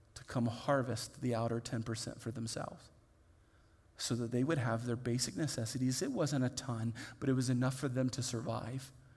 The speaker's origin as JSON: {"language": "English", "region": "Indiana", "country": "United States", "tie": "born or raised there", "said": "I grew up in Indiana where what we visually could look at was corn"}